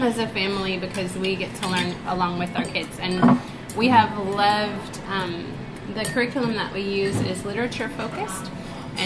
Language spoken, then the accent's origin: English; United States; moved away as an adult; also born or lived in Beijing, China / New Zealand; now in China; I'm from America